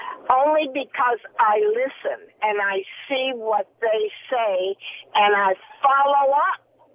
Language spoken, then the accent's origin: English; Maine, United States; now in Orange, United States; I was raised in Maine, and we were all poor